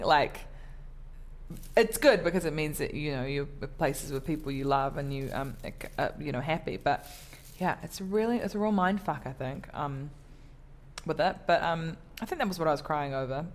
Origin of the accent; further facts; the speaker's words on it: New Zealand; also born or lived in Samoa; I'm from New Zealand.